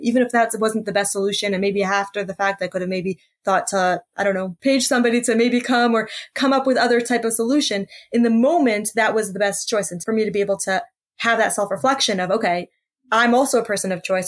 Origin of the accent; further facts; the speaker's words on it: United States; I'm from the States